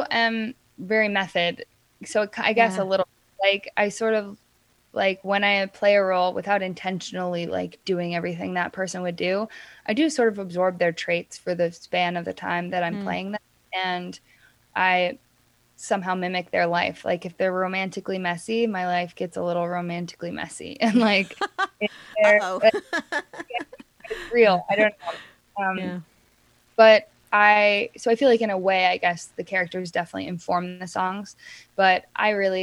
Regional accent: Oregon, United States; my hometown in Oregon

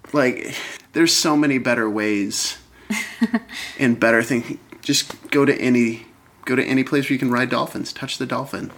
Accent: Michigan, United States; moved away as an adult; now in Seattle, United States; originally from Michigan, lived there for the first 25 years of my life

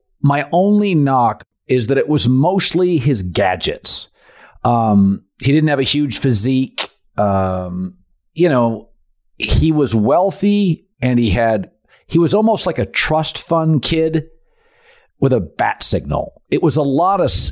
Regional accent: Seattle, Washington, United States; I'm from Seattle

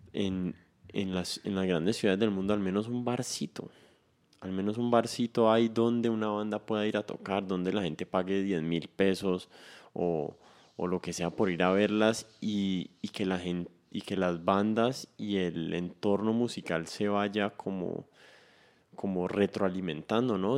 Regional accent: Cali, Valle del Cauca, Colombia; yo me siento caleño, así las demás personas no me vean caleño

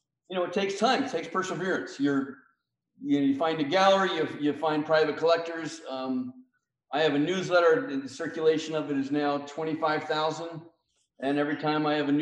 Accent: United States; as an American

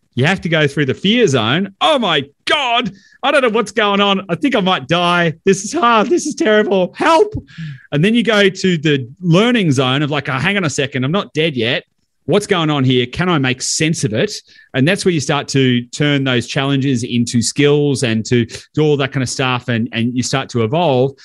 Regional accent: Victoria, Australia; I'm from Victoria

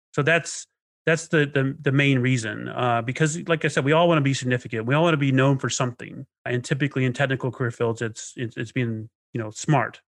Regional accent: Knoxville, Arkansas, United States; also born or lived in Inland Empire, California; my childhood was pretty rough, you know, especially in Arkansas

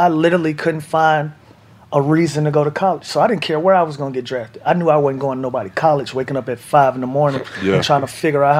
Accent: Atlanta, Georgia, United States; And that one was special because I was playing in my hometown, Atlanta, tore my ACL

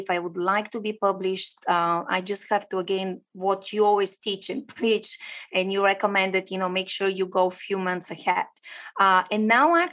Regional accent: Bulgaria; now in Florida, United States; So I'm originally from Bulgaria. I do live in US, shiny and warm Florida.

